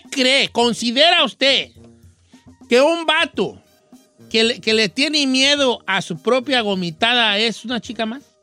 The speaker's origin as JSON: {"language": "Spanish", "town": "Valle de Santiago", "region": "Guanajuato", "country": "Mexico", "lives_now": "Soledad, United States", "said": "en Soledad, California, pero soy de Guanajuato, de un rancho. No se vaya a reír, pero se llama Las Jícamas, municipio de Valle de Santiago."}